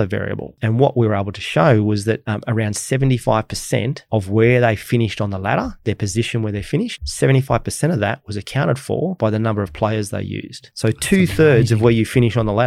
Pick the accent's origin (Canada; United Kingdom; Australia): Australia